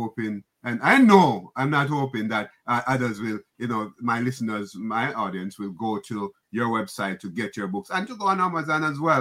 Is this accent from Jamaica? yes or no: yes; Jamaica; now in New York, United States; I'm from the Caribbean, Jamaica